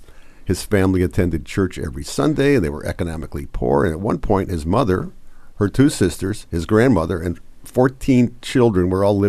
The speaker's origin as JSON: {"language": "English", "region": "New York", "country": "United States", "tie": "born or raised there", "moved": "yes", "lives_now": "Nelson, New Zealand", "said": "I was born in New York, where we learned to make fun of Southerners as part of our upbringing."}